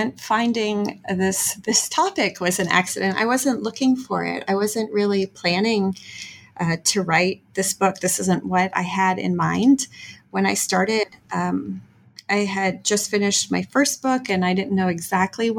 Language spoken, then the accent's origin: English; Texas, United States; moved away as an adult; now in Missouri, United States; I'm originally from Texas